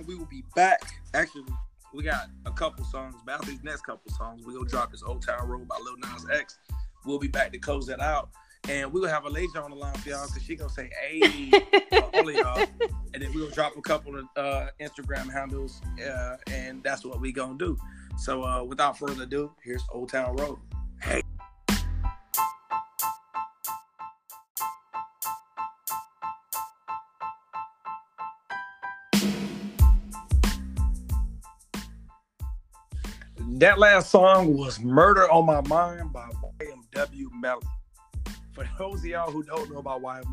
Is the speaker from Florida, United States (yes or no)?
yes; Miami-Dade County, Florida, United States; moved away as an adult; from Miami-Dade County, Florida.